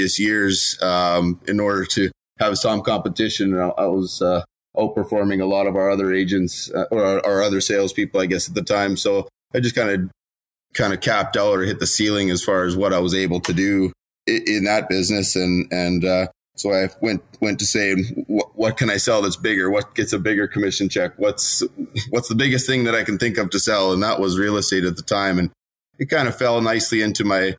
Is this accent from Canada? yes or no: yes; Regina, Saskatchewan, Canada; I was born and raised in Regina, so I know a lot of people